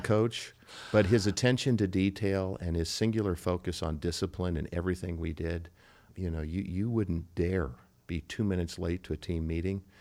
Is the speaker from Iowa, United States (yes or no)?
yes; Cedar Falls, Iowa, United States; now in Nebraska, United States; I grew up in Cedar Falls, Iowa